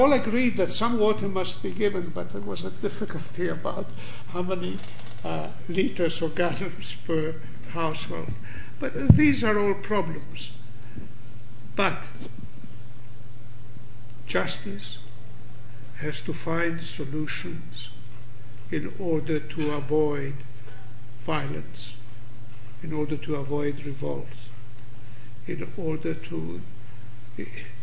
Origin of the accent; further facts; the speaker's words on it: Greece; us Greeks.